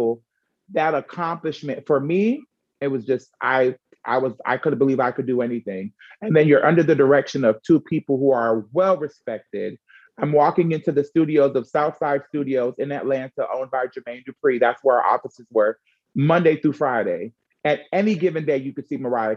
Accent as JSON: {"language": "English", "country": "Jamaica", "said": "I'm also Jamaican"}